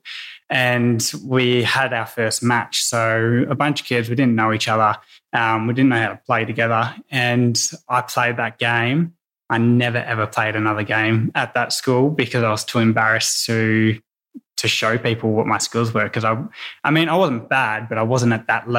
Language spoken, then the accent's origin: English; Yarra Valley, outside Melbourne, Victoria, Australia; I grew up in the Yarra Valley, just outside of Melbourne.